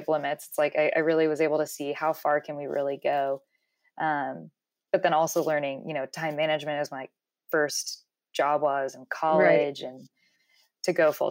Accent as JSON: {"language": "English", "town": "Dallas", "region": "Texas", "country": "United States", "tie": "born or raised there", "also_born_or_lived": "Colorado", "moved": "as an adult", "said": "I started my own little, business growing up in Dallas, when I was in high school"}